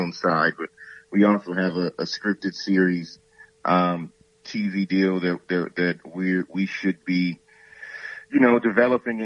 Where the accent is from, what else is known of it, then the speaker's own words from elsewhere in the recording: Saginaw, Michigan, United States; I'm from Saginaw, Michigan